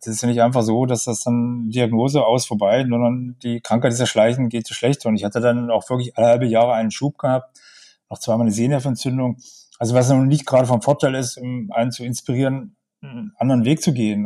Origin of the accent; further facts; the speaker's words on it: a small village 40 km from Magdeburg, Saxony-Anhalt, Germany; moved away as an adult; now in Magdeburg, Germany; Ich bin nicht in Magdeburg geboren. Ich lebe jetzt in Magdeburg. Ich bin aufgewachsen in einem kleinen Dorf, 40 Kilometer von Magdeburg.